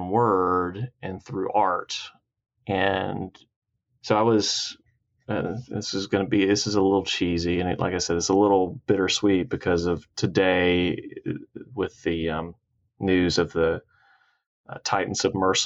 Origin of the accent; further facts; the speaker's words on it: Cairo, Georgia, United States; also born or lived in Dothan, Alabama / Albany, Georgia / Cuthbert, Georgia / Troy, Alabama; I grew up most of my life in a town called Cairo, Georgia